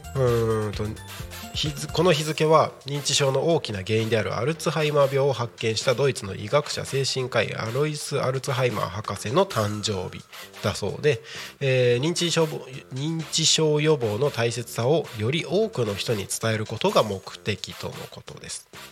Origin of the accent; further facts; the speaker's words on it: Takko, Aomori, Japan; also born or lived in Morioka, Iwate; now in Tako, Japan; 僕の地元のね青森県田子町